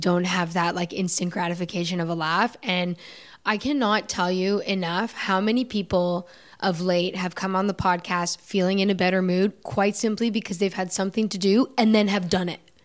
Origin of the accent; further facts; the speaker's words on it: United States; I'm American